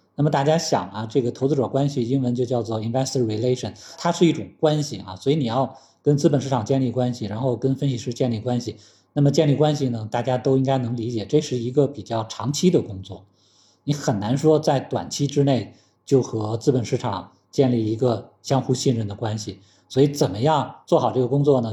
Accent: China; 因为我们现在中国已经有很多行业是我们更领先

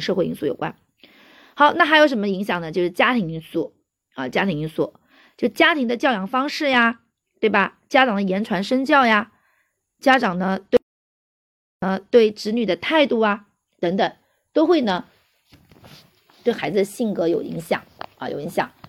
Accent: China; 我们中国人

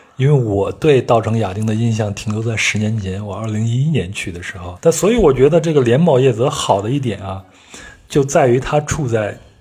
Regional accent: Henan, China; 我的老家河南，就是在黄河的中下游了

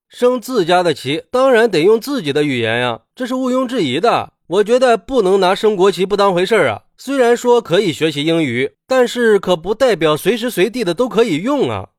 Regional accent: China; 我们中国人

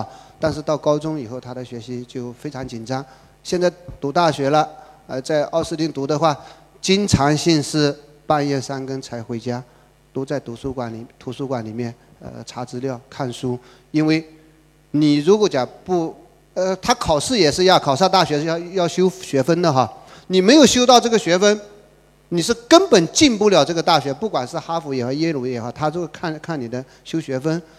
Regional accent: China; 我们中国人溜的不得了

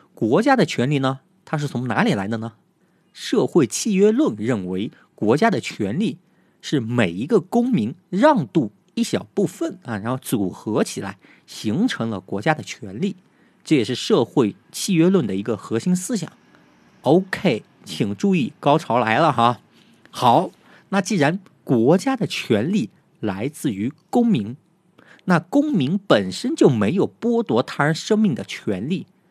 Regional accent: China; 但是呢，我们中国人却不太有感觉的理由

